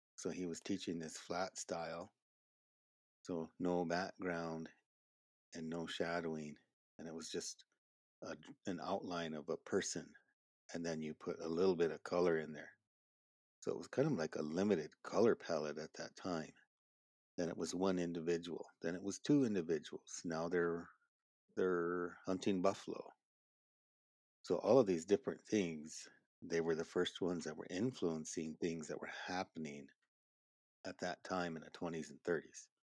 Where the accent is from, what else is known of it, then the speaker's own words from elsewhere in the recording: Marty, South Dakota, United States; I am Oglala Lakota, I grew up at Marty, South Dakota